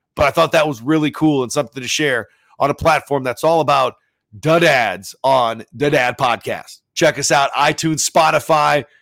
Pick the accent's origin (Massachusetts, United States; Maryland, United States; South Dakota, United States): South Dakota, United States; Sioux Falls; growing up in Sioux Falls